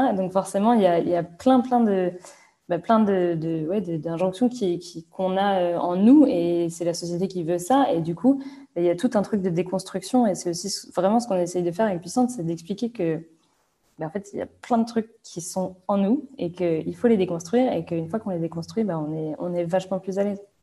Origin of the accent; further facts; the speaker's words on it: Vannes, Brittany, France; je viens de Vannes, en Bretagne